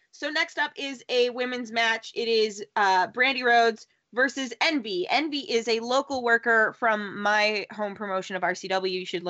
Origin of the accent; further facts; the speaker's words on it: Southern Canada, Canada; accent: Southern but Canadian; I am from Southern Canada.